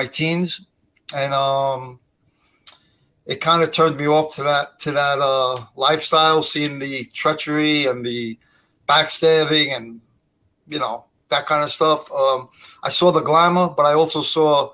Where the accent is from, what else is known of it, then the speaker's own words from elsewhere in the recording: Brooklyn, New York, United States; now in Staten Island, United States; I was born in Brooklyn, New York. And that's where I grew up, in Brooklyn, New York.